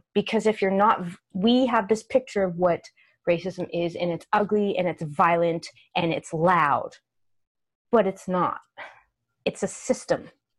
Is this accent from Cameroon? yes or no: no; Western Canada, BC, British Columbia, Canada; moved away as an adult; also born or lived in Vancouver; now in Los Angeles, United States; I'm from Western Canada. Oh, I grew up in small towns.